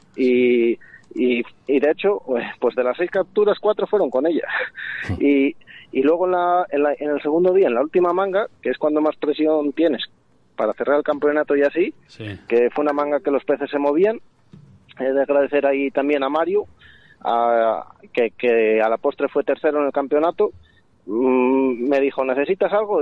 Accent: Castile and León, Spain

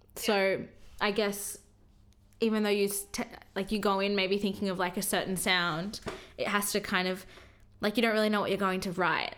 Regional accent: Sydney, New South Wales, Australia; I've lived here my whole life. I was born here.

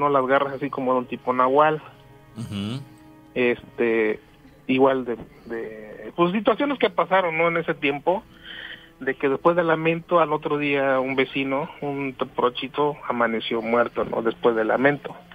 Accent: Río Blanco, Veracruz, Mexico; yo soy de Río Blanco, Veracruz, este vivo a una cuadra y media de un río, del río La Carbonera.

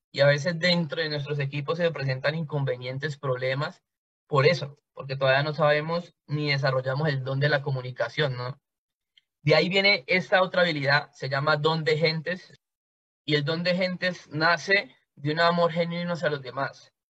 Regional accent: Cali, Valle del Cauca, Colombia; yo soy de Cali, Colombia. Soy una persona nacida y creada en un barrio de Cali

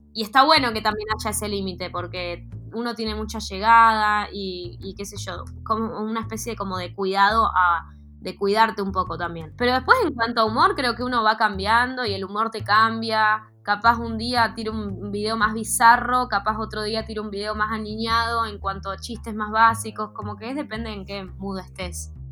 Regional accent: Neuquén, Argentina; moved away as an adult; now in Buenos Aires, Argentina; yo estuve desde, en esa escuela acá en Neuquén desde los 8 hasta que egresé en secundaria hasta los 18, 17

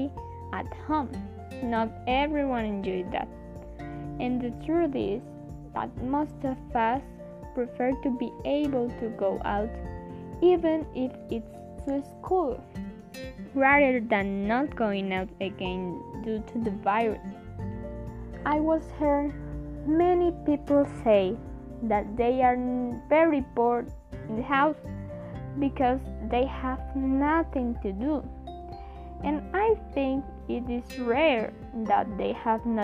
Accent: Colombia; I am from Colombia

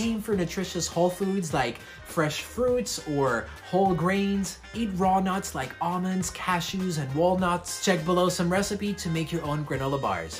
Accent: Switzerland; I'm from Switzerland

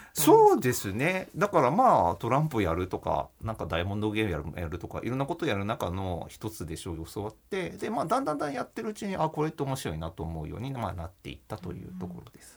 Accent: Hachioji, Tokyo, Japan; also born or lived in Tokorozawa, Saitama; 埼玉県の所沢市っていうところで生まれたんですけど、あの、まあ、幼稚園かの時からはですね、あの、八王子市というところで、まあ、引っ越しまして

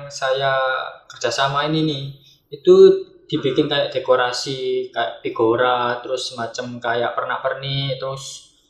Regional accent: Surabaya, East Java, Indonesia; saya dari Surabaya, domisili Surabaya Utara.

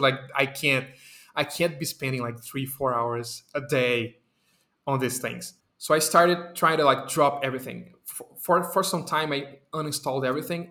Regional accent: Brazil; English is a second language; my Brazilian people

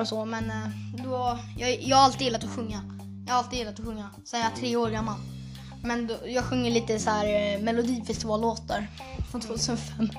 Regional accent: Stockholm, Stockholm County, Sweden; now in Huddinge, Sweden; jag föddes på sjukhuset i eh, Södermalmssjukhuset. Typ. Mm. I ett sjukhus i Södermalm. Men sen så har jag bott i Aspudden

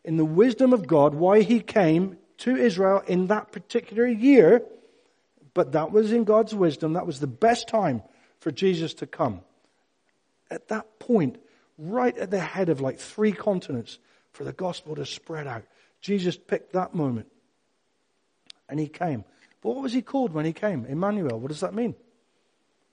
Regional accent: Cornwall, South West England, United Kingdom; I'm Cornish

